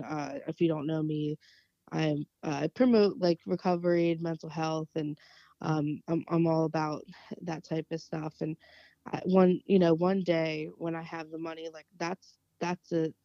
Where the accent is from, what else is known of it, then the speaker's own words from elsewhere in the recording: New Jersey, United States; growing up in South Jersey, very, very close to Camden